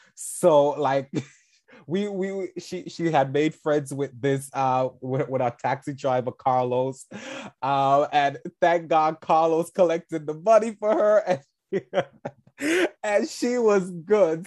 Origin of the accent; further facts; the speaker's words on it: St. Vincent & Grenadines; now in New York, United States; I'm originally from Saint Vincent-Anne de Grenadines, a beautiful island in the Caribbean.